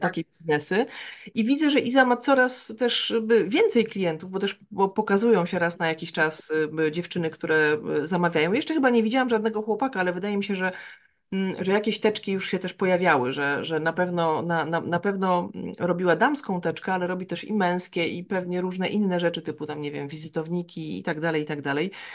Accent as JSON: {"language": "Polish", "town": "Białystok", "region": "Podlaskie Voivodeship", "country": "Poland", "said": "ja pochodzę z Białego Stoku."}